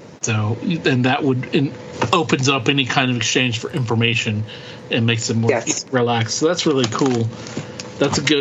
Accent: the Bible Belt, United States; growing up in the Bible Belt

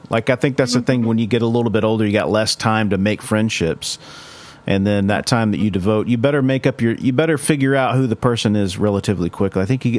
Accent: Oklahoma, United States

